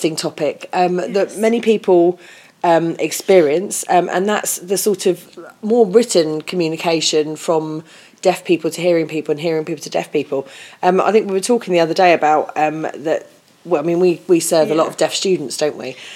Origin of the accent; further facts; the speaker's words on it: United Kingdom; we as British people